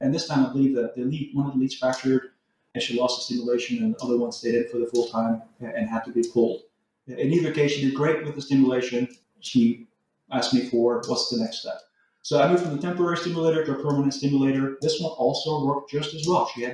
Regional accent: Texas, United States; moved away as an adult; also born or lived in Norway; now in California, United States; I'm originally from Norway, but moved to Texas when I was fairly young, 10 years old. So more or less, I grew up in the U.S.

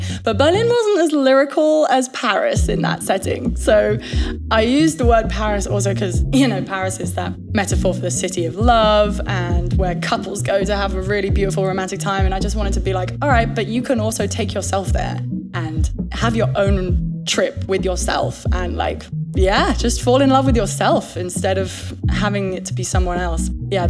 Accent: England, United Kingdom; I have to say chances because I'm English

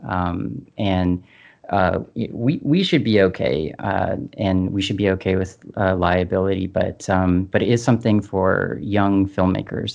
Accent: Canada; we're Canadian

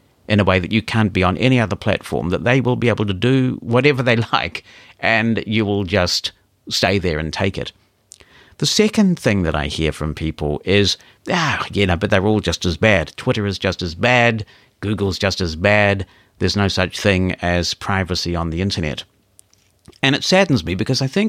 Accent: New Zealand; my home country of New Zealand

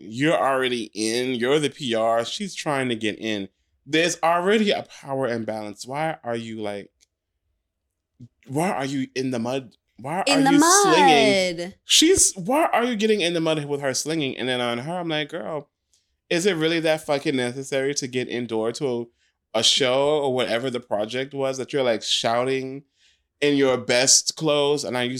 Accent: Brooklyn, New York, United States; I'm from Brooklyn my whole life, so I have the license to go off.

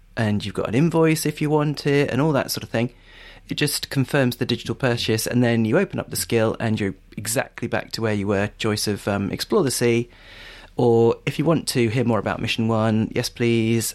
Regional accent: Stevenage, East of England, United Kingdom; I grew up in Stevenage

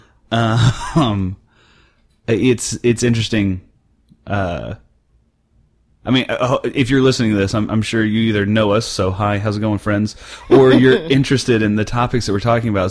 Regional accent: central Oklahoma, United States; now in North Texas, United States; I grew up in central Oklahoma

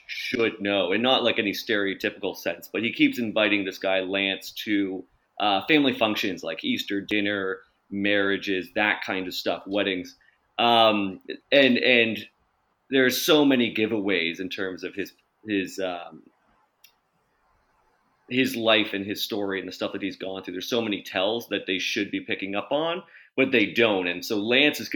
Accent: St. Thomas, Ontario, Canada; I was growing up in St. Thomas, Ontario

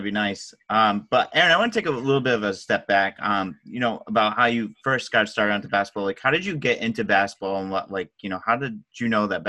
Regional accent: Rhode Island, United States; So I'm from Rhode Island

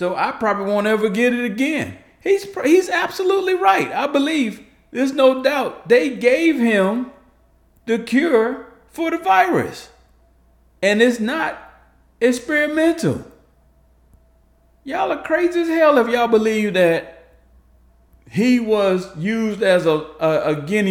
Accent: New Jersey, United States; New Jersey, which, by the way, is my hometown, home state

